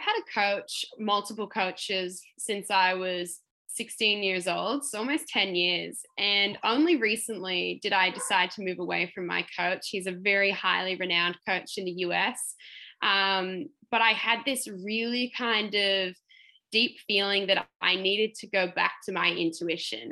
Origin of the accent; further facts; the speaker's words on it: Melbourne, Victoria, Australia; I'm from Melbourne and not used to the Sunshine Coast heat